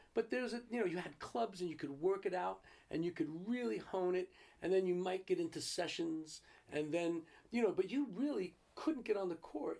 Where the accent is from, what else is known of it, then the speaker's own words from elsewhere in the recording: Garfield, New Jersey, United States; Yeah, New Jersey.